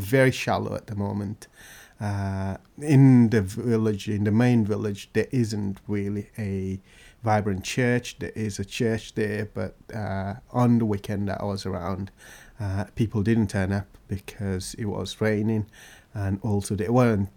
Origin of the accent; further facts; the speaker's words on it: Guinea-Bissau; now in Great Yarmouth, United Kingdom; I come from Guinea-Bissau, in West Africa